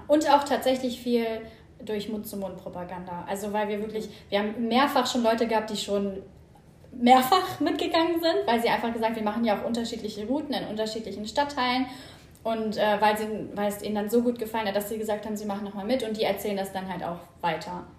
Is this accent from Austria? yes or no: no; Hanover region, Lower Saxony, Germany; ursprünglich komme ich aus der Region von Hannover